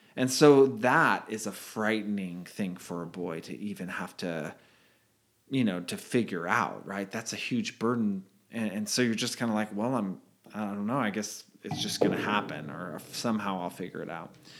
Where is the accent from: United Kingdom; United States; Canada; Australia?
United States; Redwood City, California; I grew up o, on a, in a yellow house, uh, on Redwood Avenue in Redwood City, California